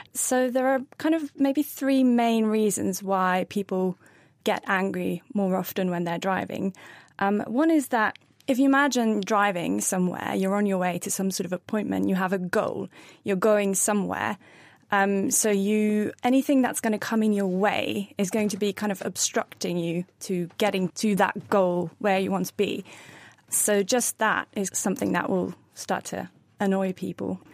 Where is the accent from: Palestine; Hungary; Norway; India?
Norway; first language Norwegian; English is a second language; moved away as an adult; now in Cambridge, United Kingdom; I was born and raised in Norway, but I learned English in school, and now I'm, uh, Norwegian English bilingual